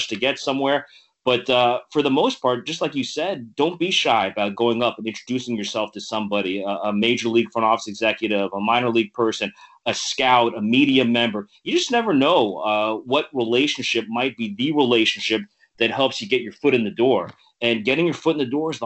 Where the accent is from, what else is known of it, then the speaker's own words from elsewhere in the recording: South Florida, United States; moved away as an adult; also born or lived in Rochester / San Diego / Boston; I grew up in South Florida